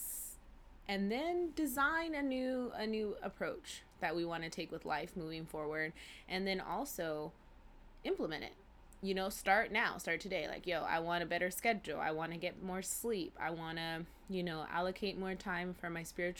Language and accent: English; California, United States; growing up in Cali